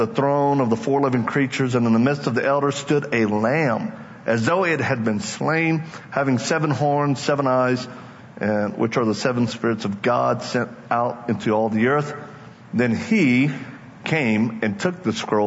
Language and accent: English; Louisiana, United States; I'm from Louisiana, just in case you may not know. I'm one of them Cajuns